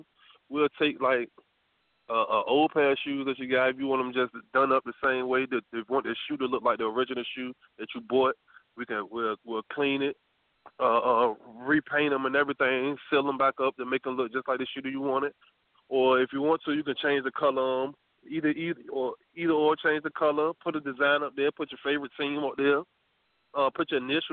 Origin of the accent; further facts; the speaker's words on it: Norfolk, Virginia, United States; we grew up in the Park Place area, Norfolk